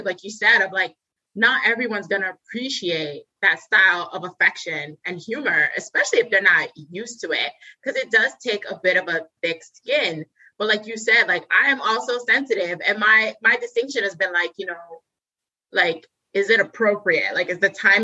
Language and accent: English; New York, United States; we're all from New York